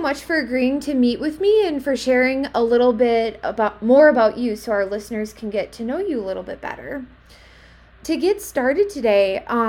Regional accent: Wisconsin, United States; moved away; I grew up in Wisconsin

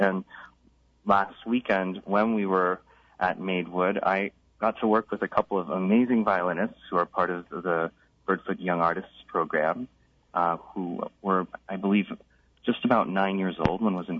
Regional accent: San Diego, California, United States; now in New York City, United States; I live in New York City, and I play violin. I grew up in San Diego

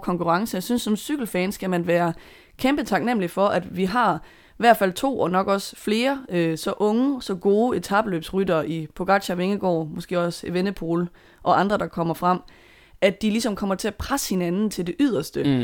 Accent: Denmark; som dansker

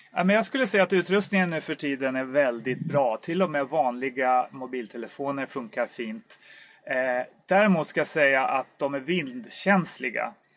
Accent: Stockholm, Stockholm County, Sweden; also born or lived in Uppsala; jag är ju infödd stockholmare från början, vilket kanske hörs lite grann

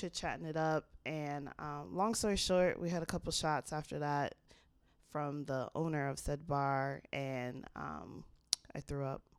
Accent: Jamaica Estates, New York, United States; I grew up in Jamaica States

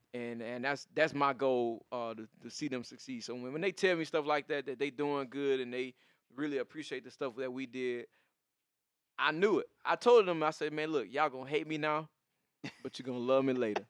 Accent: the South, United States; even being a Southerner

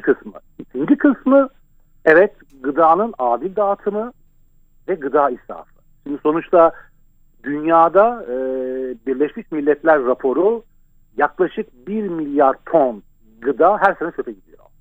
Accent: Ankara, Turkey; Ben e, Ankara'da büyüdüm.

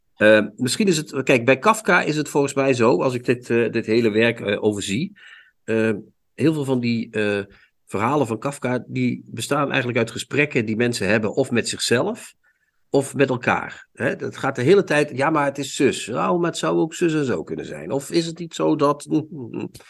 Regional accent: Limburg, Netherlands; ik ben zelf ook een Limburger

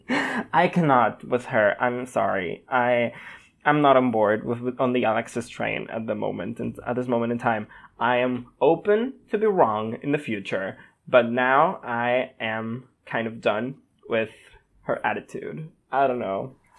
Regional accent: Spain; also born or lived in Barcelona; I am a Spanish boy living in Spain

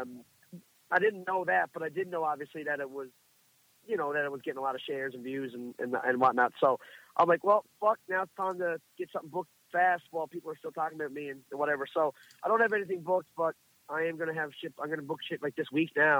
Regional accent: Marystown, Newfoundland and Labrador, Canada; I'm from Marystown

